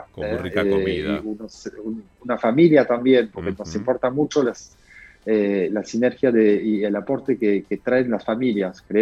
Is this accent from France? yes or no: yes; Bordeaux, Nouvelle-Aquitaine, France; Spanish is a second language; moved away as an adult; now in Argentina; yo vengo de Bordeaux, ¿sí? nací Bordeaux